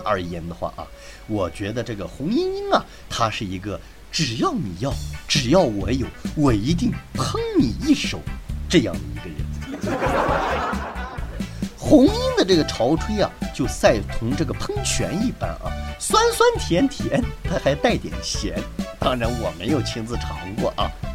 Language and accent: Chinese; China; 我们中国人